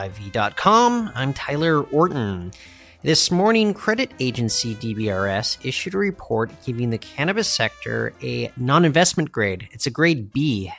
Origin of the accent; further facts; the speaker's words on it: Surrey, British Columbia, Canada; I grew up in Surrey, and Doug McCollum, he was the mayor there when I was growing up in Surrey.